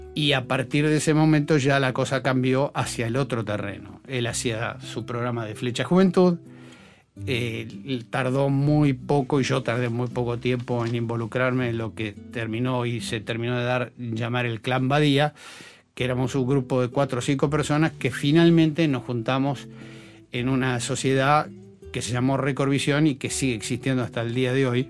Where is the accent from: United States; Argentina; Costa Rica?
Argentina; Buenos Aires; yo soy esencialmente porteño